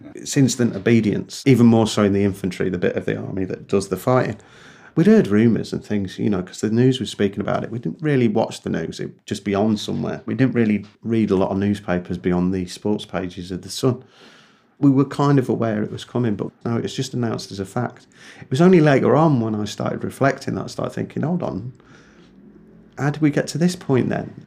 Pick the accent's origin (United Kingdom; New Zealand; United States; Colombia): United Kingdom; England; now in Northern Ireland; I think of myself as an Englishman who lives in Ireland